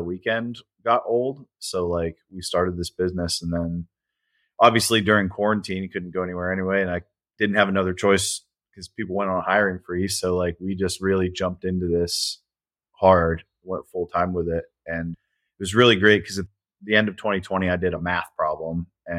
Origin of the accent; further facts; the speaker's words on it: Northeast Ohio, United States; moved away as an adult; now in Charlotte, United States; we grew up in Northeast Ohio and I lived throughout that area, the Great Lakes region, for a while. And we moved down here just before COVID